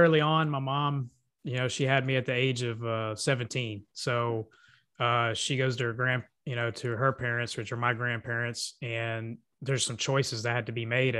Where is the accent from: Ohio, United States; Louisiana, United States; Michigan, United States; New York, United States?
Louisiana, United States; Lafayette; also born or lived in Kaufman, Texas; So at first I was born in Kaufman, Texas. Then we came back here to Lafayette, Louisiana.